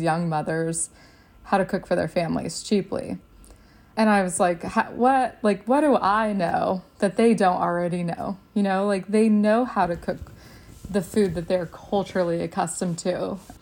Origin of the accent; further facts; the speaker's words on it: Texas, United States; I grew up in Texas